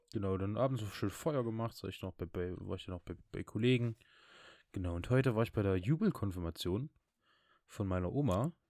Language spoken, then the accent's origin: German; Saxony, Germany; bei uns in Sachsen